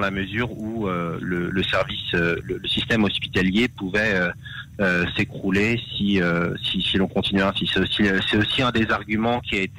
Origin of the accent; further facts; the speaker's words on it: France; Euh, je, nous venons de France et, effectivement on sait qu'en France la vaccination est obligatoire dans, dans certains cas.